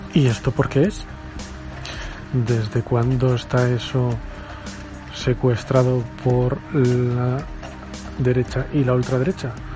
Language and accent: Spanish; Spain; como buen español que soy